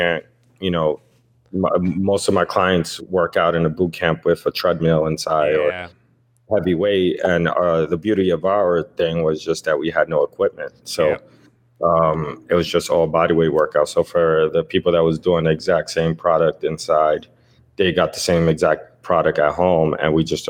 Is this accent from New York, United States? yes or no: yes; New York City, New York, United States; I grew up in the Lower East Side. It's like the Lower East Side part of Manhattan.